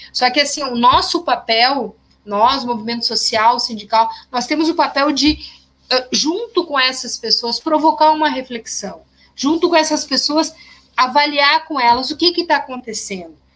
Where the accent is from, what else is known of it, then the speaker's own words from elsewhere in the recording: Gravataí, Rio Grande do Sul, Brazil; como diz aqui na minha terra